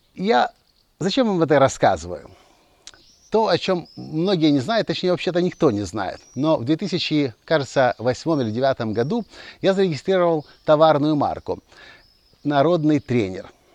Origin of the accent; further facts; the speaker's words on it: Kyiv, Ukraine; also born or lived in Mliiv, Cherkasy Oblast, Ukraine; Я родился в Киеве, я вырос в Киеве, я обучался в Киеве, но все детство провел я здесь.